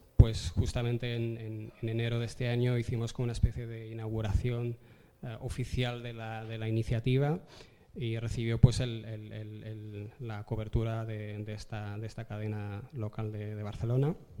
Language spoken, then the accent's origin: Spanish; Tetouan, Tanger-Tetouan-Al Hoceima, Morocco; now in Spain; me crié eh, en Marruecos, he vivido toda mi vida en Marruecos y he tenido vecinos que eran judíos viviendo en la misma avenida, en, Tetuán, en el norte de Marruecos